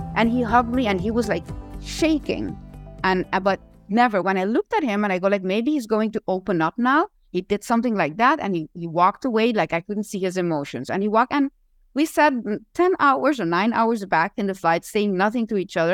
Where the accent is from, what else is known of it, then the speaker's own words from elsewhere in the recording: Curaçao; now in Aruba; I was not from Aruba. I was born in Curacao